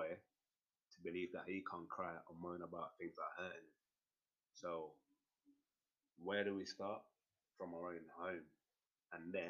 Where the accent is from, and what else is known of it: Colombia; born or raised there; moved away